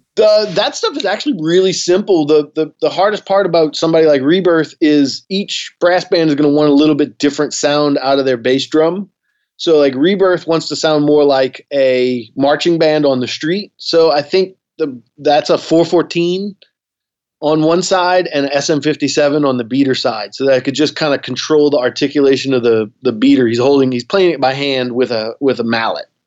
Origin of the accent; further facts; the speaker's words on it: New Orleans, Louisiana, United States; growing up in New Orleans